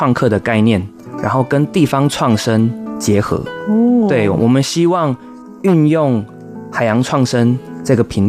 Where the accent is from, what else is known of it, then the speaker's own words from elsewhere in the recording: Penghu County, Taiwan; 在澳洲留学之后呢，回来到台湾，然后回到我们的家乡澎湖，就是在澎湖这边执行呃国际艺术交流协会一些业务。